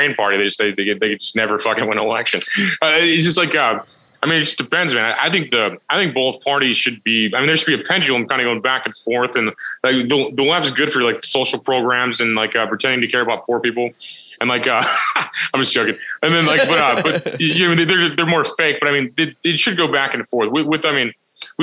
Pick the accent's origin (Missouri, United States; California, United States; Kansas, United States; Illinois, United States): Missouri, United States; I'm from Missouri.